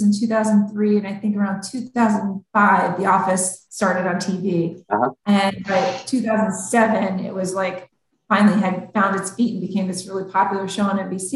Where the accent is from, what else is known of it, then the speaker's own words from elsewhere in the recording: Scranton, Pennsylvania, United States; I'm from Scranton